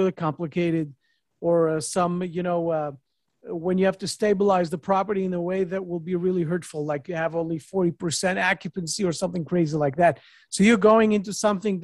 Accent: New York, United States; moved away; I'm also a New Yorker, not in New York right now, but a New York person

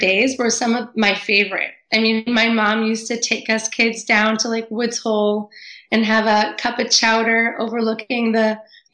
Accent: Cape Cod, Massachusetts, United States; growing up on Cape Cod

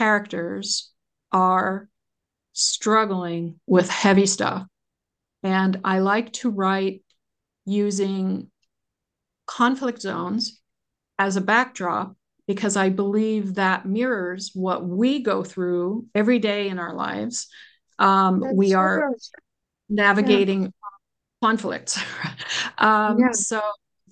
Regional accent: United States; I do as an American.

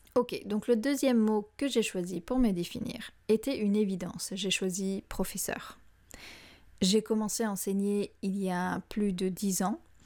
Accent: France; moved away; Quand je suis revenue vivre en France, après avoir passé plus de 13 ans à l'étranger

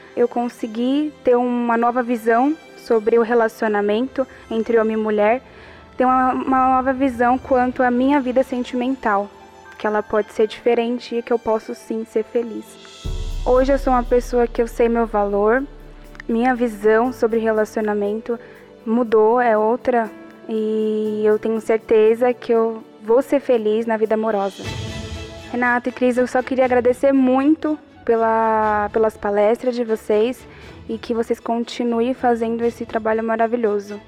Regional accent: Barueri, São Paulo, Brazil; eu tenho 20 anos, sou da cidade de Barueri

